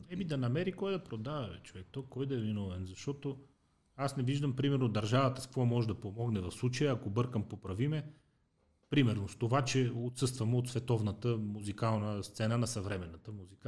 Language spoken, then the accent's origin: Bulgarian; Sofia, Sofia City, Bulgaria; аз съм израснал в Иван Вазов и после се преместихме в дружба.